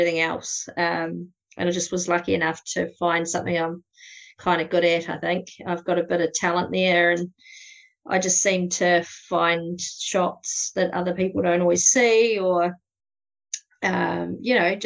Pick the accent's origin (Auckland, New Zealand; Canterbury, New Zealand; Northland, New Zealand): Canterbury, New Zealand; South Canterbury and Tekapo, New Zealand; accent: New Zealand; I kind of grew up around this area as well, around South Canterbury and Tekapo.